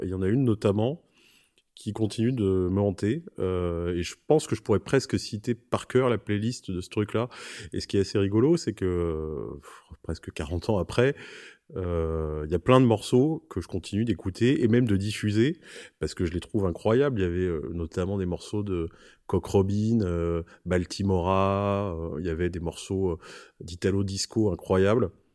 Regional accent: Corrèze, Nouvelle-Aquitaine, France; also born or lived in Paris; now in Marseille, France; je suis un vrai euh, campagnard au départ puisque j'ai grandi en Corrèze

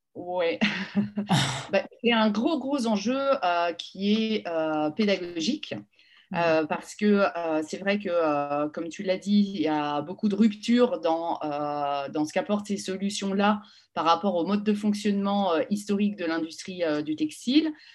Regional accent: the Nord, Hauts-de-France, France; also born or lived in Paris; now in Lille, France; je suis parisienne d'origine, mmh. mais mes parents ont, rejoint le Nord, je devais avoir un an, donc en fait, jusqu'à mes 17 ans, jusqu'au bac, je suis restée dans le Nord.

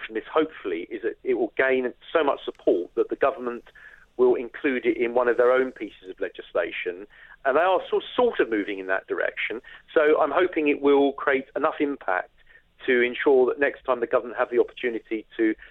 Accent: United Kingdom; we are British

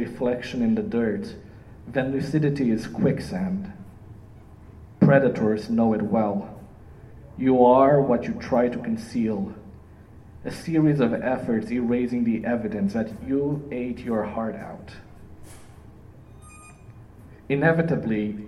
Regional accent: Iași, Iași County, Romania; also born or lived in Toronto, Canada; now in Windsor, Canada; my hometown, Iași

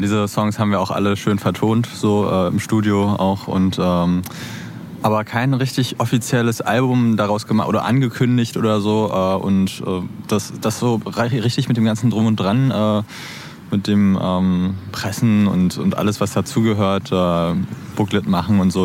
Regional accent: Berlin, Germany; also born or lived in Neukölln, Berlin; Born bin ich sogar auch hier in, in Neukölln, ja, aber auch aufgewachsen in, in Kreuzberg

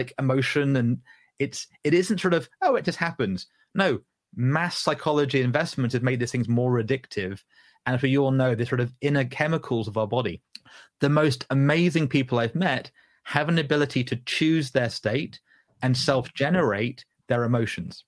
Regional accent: Southern England, United Kingdom; accent: Southern English; Southern English voice today, right, Ruth? But my granddad came from Newcastle upon Tyne. My grandmother came from Chesterfield, Derbyshire

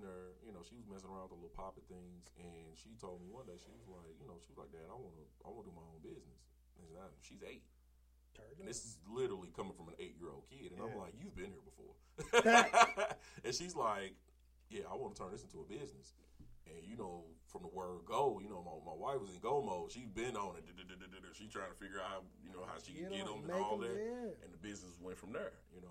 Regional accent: St. Louis, Missouri, United States; I'm from Walnut Park

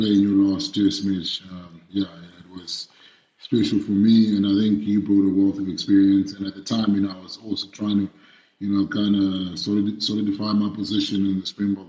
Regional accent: Zimbabwe; moved away as an adult; now in South Africa; I was born and raised in Zimbabwe.

